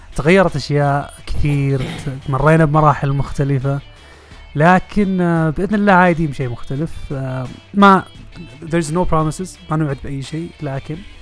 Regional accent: Saudi Arabia; احنا كمشجعين سعوديين وعرب وخليجيين متواجدين في المنطقه

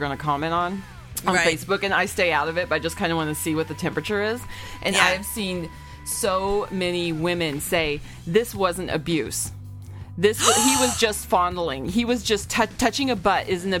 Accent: Arkansas, United States; born or raised there

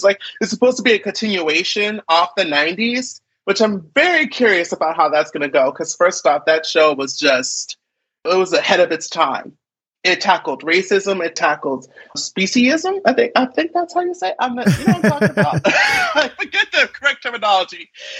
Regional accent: Philadelphia, Pennsylvania, United States; now in Seattle, United States; No, I am from Philadelphia.

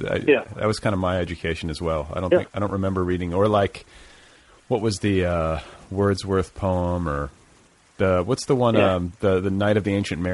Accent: Indiana, United States; moved away as an adult; I'm from Indiana. So like I grew up a stone's throw from where you were raised.

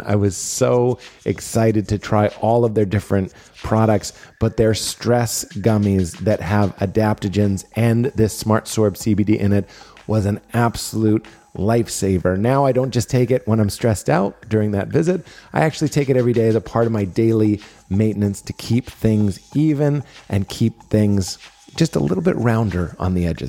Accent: Boston, Massachusetts, United States; moved away; Boston, my hometown

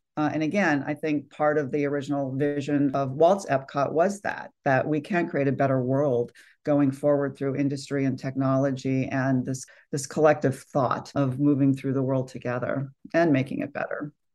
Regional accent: California, United States; I grew up here in California

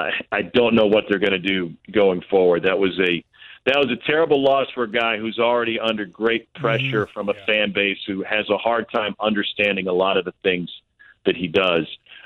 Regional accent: Missouri, United States; growing up in Missouri

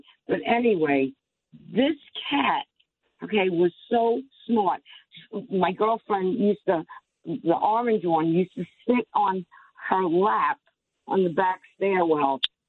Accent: Plainview, New York, United States; in a co-op in Farmingdale, and I'm from Plainview also.

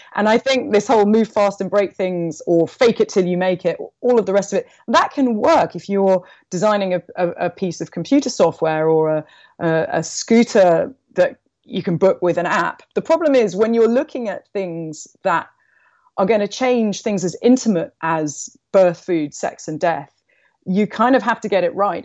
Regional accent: London, United Kingdom; I grew up in London.

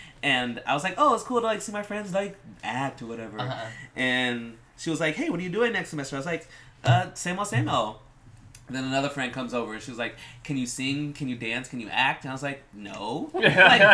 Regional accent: Houston, Texas, United States; also born or lived in Pearland, Texas; I grew up in Houston, Texas

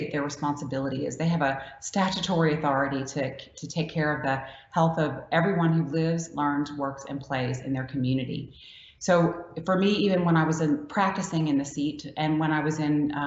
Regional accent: Louisiana, United States; I'm from Louisiana, and that's how we make gumbo

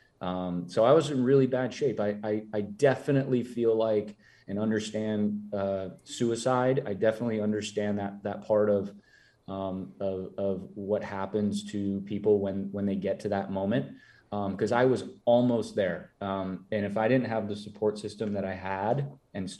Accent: Minnesota, United States; I'm from Minnesota. I'm Minnesota nice

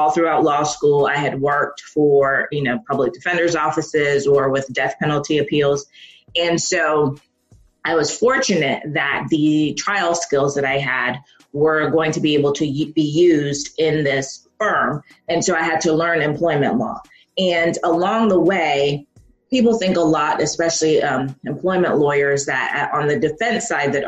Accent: Jamaica; I'm Jamaican and I come from a family of very educated people

